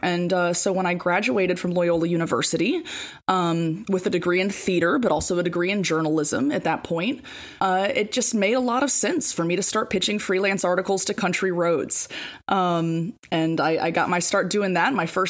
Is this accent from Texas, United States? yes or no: no; St. Francisville, Louisiana, United States; born and raised in St. Francisville, Louisiana. And, you know, I grew up very much like raised by parents who loved St. Francisville.